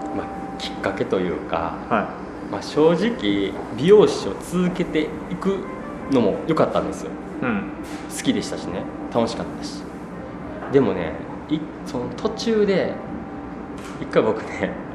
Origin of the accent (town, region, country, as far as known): Shiga, Japan; born or raised there; moved away as an adult